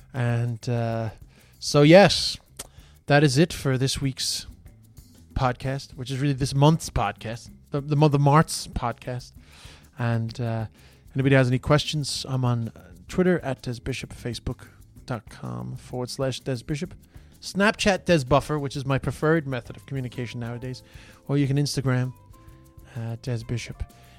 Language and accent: English; Ireland; now in Australia